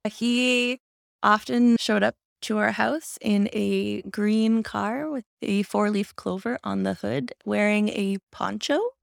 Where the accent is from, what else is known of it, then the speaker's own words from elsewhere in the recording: Windsor, Ontario, Canada; also born or lived in Vancouver / London, Ontario; I grew up in Windsor. My family moved almost every two to three years, so I really have lived across Windsor, Essex